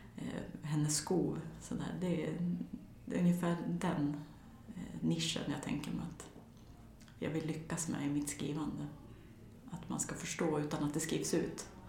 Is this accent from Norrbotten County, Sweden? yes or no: no; near Torsåker / Lockne, Västernorrland County, Sweden; en och en halv mil från där jag växte upp, där Sveriges största häxbränningar ägde rum